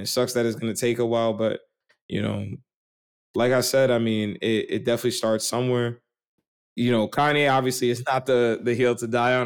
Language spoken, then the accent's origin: English; New York, United States; I grew up on the cusp of West Brighton and Port Richmond